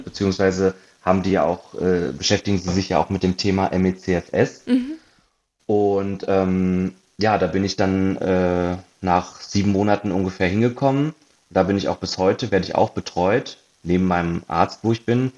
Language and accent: German; Hanover, Lower Saxony, Germany; moved away as an adult; also born or lived in Munich; now in Berlin, Germany; ursprünglich äh, komme ich aus Hannover